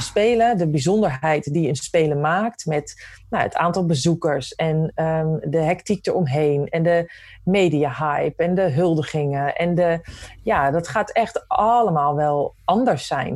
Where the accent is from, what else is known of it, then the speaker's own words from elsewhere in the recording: Netherlands; als Nederlanders